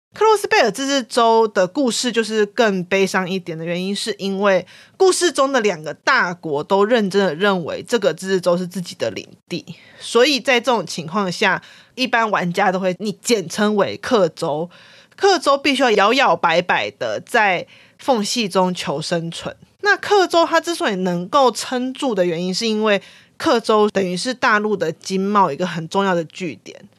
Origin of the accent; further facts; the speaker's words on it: Taiwan; 作为台湾人玩那个剧情会很有感触